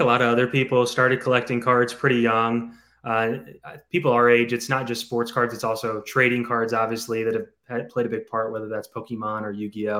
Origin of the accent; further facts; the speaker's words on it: St. Louis, Missouri, United States; St. Louis.